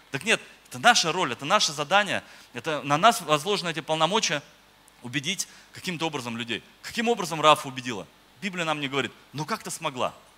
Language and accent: Russian; Moscow, Russia; moved away as an adult; now in Oryol, Russia; я вообще сам из Москвы, э, я пастор в Орле, но сам вообще я из Москвы. В Москве родился, жил